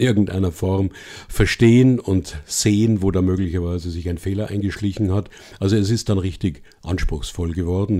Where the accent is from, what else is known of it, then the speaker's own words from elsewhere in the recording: Bavaria, Germany; aus meinem Heimatland Bayern